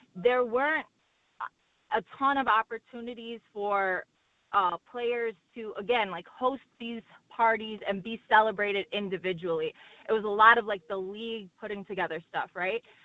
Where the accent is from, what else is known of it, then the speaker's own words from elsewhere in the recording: Chicago, Illinois, United States; I'm from Chicago